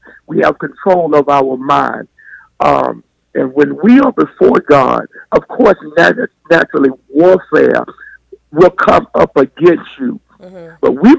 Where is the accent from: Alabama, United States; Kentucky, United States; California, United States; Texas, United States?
Alabama, United States; Birmingham; also born or lived in Tuscaloosa; I'm in Birmingham now. But originated from Tuscaloosa, but my mom brought us there when we were smaller.